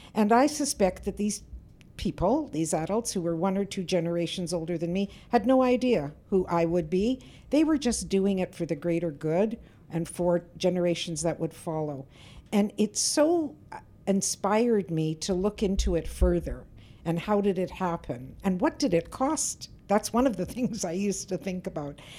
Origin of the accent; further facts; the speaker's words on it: Winnipeg, Manitoba, Canada; I grew up in Winnipeg's North End